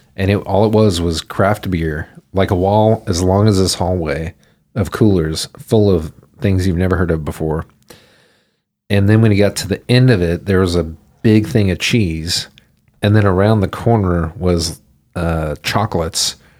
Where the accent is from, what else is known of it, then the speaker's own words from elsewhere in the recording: Houston, Texas, United States; also born or lived in Denton / New York; I grew up in Houston.